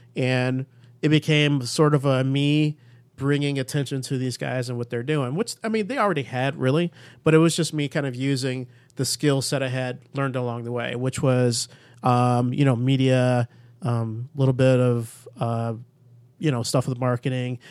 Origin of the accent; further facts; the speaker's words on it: Chicago, Illinois, United States; I grew up in Chicago